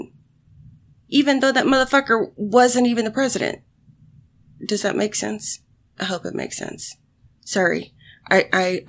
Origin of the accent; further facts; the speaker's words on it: United States; I'm American